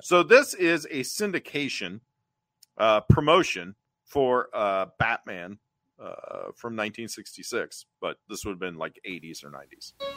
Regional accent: Cincinnati, Ohio, United States; I grew up in Cincinnati

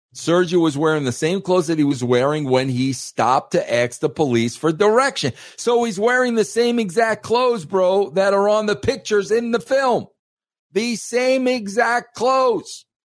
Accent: New York, United States; I was raised in New York

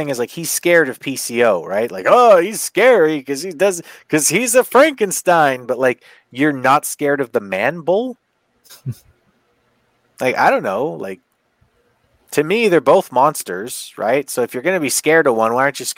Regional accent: Canada; I'm Canadian

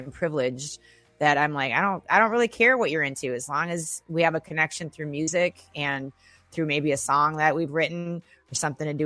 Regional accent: Minneapolis, Minnesota, United States; now in Los Angeles, United States; I'm from Minneapolis, Minnesota

